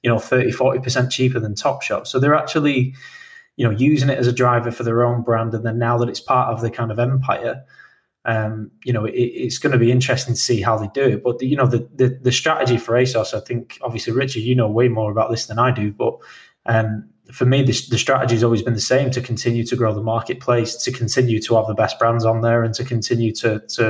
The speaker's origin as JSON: {"language": "English", "country": "United Kingdom", "said": "we are British"}